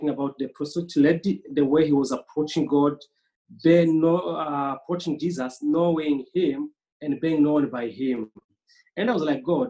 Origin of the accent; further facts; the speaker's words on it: Burundi; I am Burundian, originally from Burundi